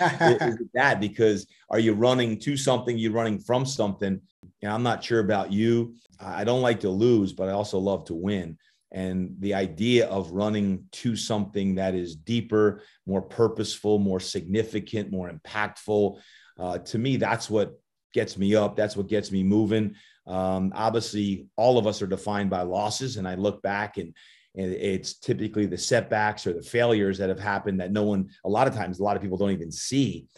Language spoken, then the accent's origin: English; New Jersey, United States; moved away as an adult; also born or lived in Virginia; I'm originally from Jersey, so I got that Jersey blood in me, and, uh, I was the youngest of eight kids, and my mom and dad got divorced when I was just five, and having five sisters, two brothers growing up in Jersey